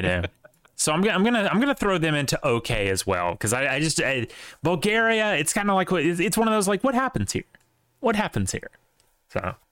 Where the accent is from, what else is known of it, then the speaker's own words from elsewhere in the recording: Mississippi, United States; I'm from Mississippi